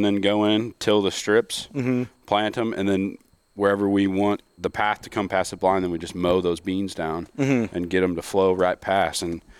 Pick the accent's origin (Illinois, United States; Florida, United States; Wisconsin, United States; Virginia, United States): Illinois, United States; born or raised there; moved away